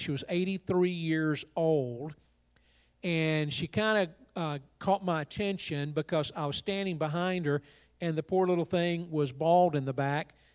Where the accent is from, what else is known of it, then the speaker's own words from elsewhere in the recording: Georgia, United States; now in Raleigh, United States; I live in North Carolina, Raleigh, but I'm from Georgia